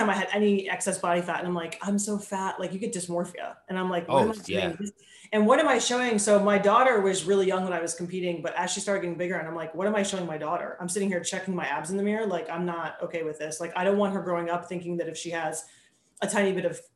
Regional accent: Tampa, Florida, United States; I'm born and raised in Tampa, which is like super rare

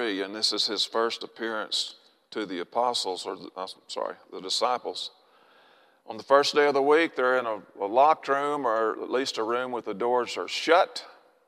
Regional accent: Arkansas, United States; I'm from Arkansas

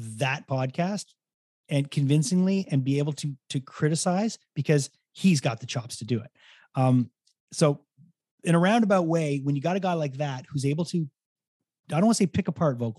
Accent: Montreal, Quebec, Canada; I'm from Montreal

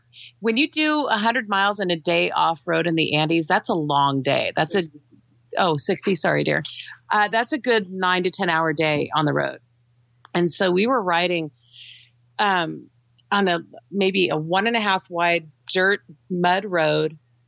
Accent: United States; you're from the States

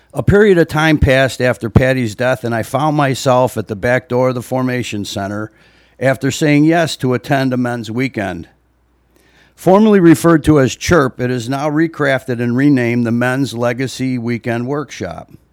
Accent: Libertyville, Illinois, United States; I was born and raised here in Libertyville

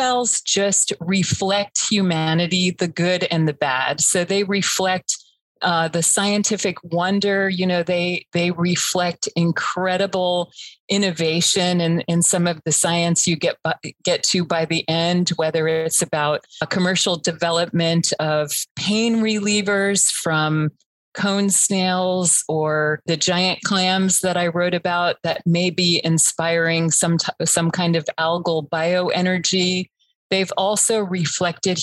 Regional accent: Florida, United States; I grew up in Florida

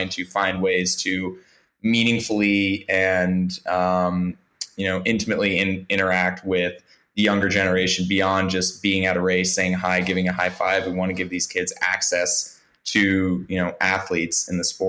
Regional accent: Washington, District of Columbia, United States; my hometown in Washington, D.C.

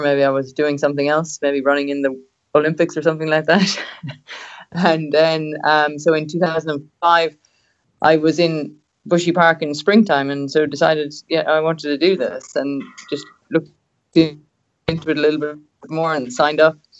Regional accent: Cobh, Munster, Ireland; born or raised there; moved away as an adult; now in Australia

